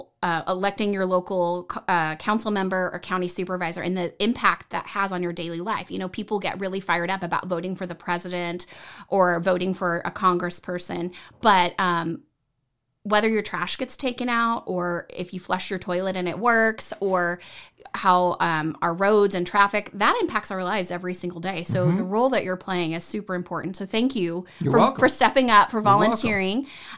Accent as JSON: {"language": "English", "region": "Texas", "country": "United States", "moved": "as an adult", "said": "I know I'm a transplant from Texas, moved here in 2003."}